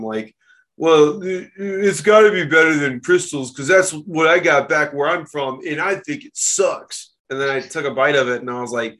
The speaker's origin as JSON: {"language": "English", "town": "Memphis", "region": "Tennessee", "country": "United States", "said": "I'm from Tennessee"}